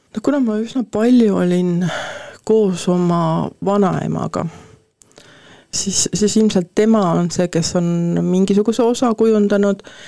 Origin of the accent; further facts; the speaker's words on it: Põltsamaa, Jõgeva County, Estonia; also born or lived in Paide; mina olen sündinud Põltsamaale, nagu ma ütlen, et äh, tegelikult sündisin Paides